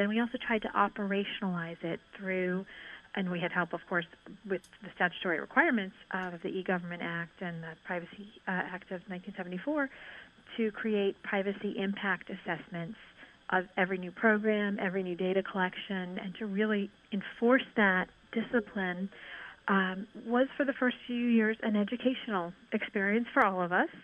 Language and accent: English; Northern Ireland, United Kingdom; moved away; also born or lived in New York; my experience having been born in Northern Ireland